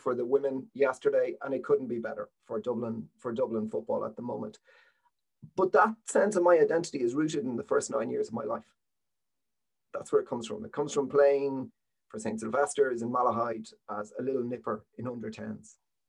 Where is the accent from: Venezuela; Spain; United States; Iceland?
Spain; Malaga, Andalusia; English is a second language; I'm still from Malaga and an Andalou.